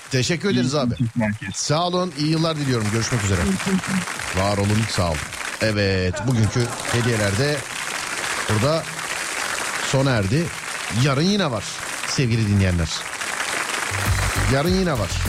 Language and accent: Turkish; Eskişehir, Turkey; Eskişehir. Eskişehir.